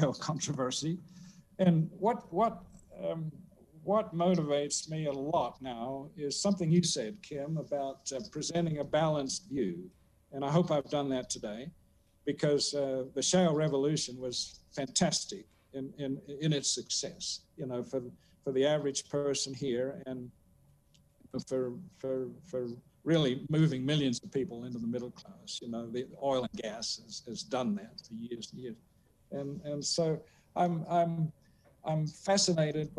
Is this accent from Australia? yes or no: yes; South Australia, Australia; moved away; 50 miles from my hometown in South Australia